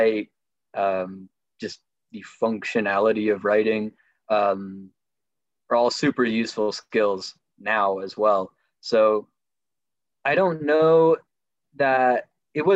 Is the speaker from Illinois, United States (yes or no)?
no; Nevada City, California, United States; also born or lived in Washington, D.C.; I came back to my hometown in Nevada City